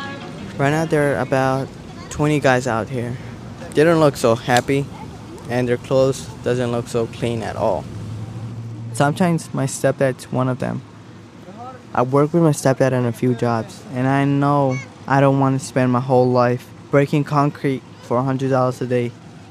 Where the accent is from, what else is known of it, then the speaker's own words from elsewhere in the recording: Staten Island, New York, United States; also born or lived in Mexico; as you already know, and I'm from Staten Island, New York, and my story is about and my legal status in this country, and me coming from Mexico, where my family is from.